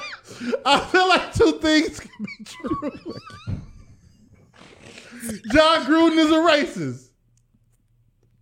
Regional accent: Cleveland, Ohio, United States; We was raised on Rankin

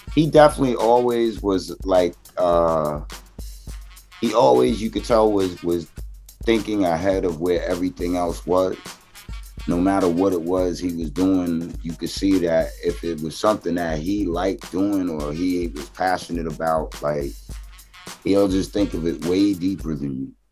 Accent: New York City, New York, United States; I was born in Flushing

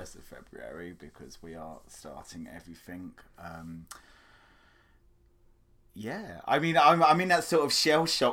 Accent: United Kingdom; now in United States; I'm a Brit, as you can probably tell.

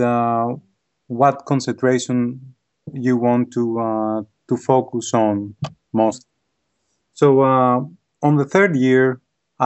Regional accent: Athens, Attica, Greece; moved away as an adult; also born or lived in Worcester, Massachusetts, United States; now in United States; I was born and raised in Athens, Greece. I lived in Greece for about 24 years, and then I moved to the United States.

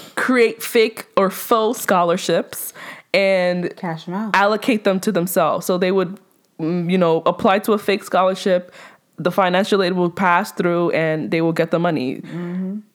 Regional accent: New York City, New York, United States; also born or lived in Nigeria; by the way of Brooklyn, right? I came to America when I was six months

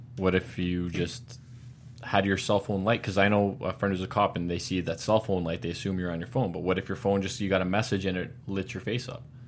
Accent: Canada; as having Canadian blood

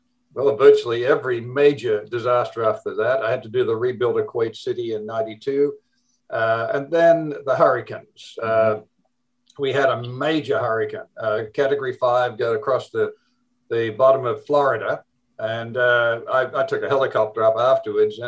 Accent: Australia; accent: Australian; moved away as an adult; also born or lived in United States; I'm from the Deep South. I'm from Australia.

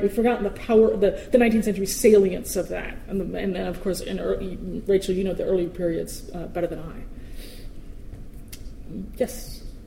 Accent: New York City, New York, United States; as a New Yorker, I speak incredibly quickly.

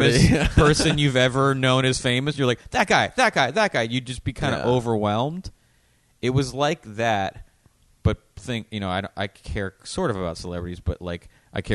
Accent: United States; growing up in America

